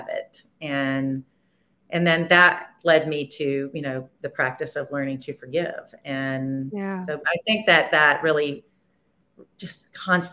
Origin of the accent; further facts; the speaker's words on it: Nashville, Tennessee, United States; I'm from Nashville